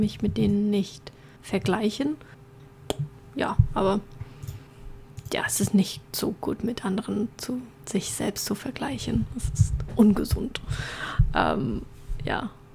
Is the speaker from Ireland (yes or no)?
yes; Ireland; I'm from Ireland